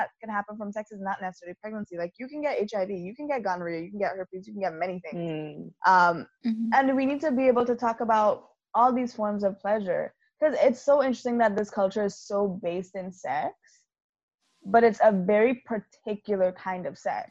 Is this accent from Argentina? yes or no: no; Trinidad & Tobago; being Trinidadian